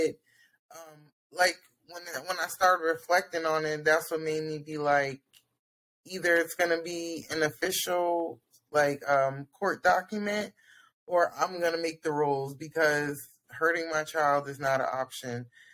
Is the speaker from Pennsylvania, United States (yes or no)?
yes; Pennsylvania, United States; I'm from Pennsylvania.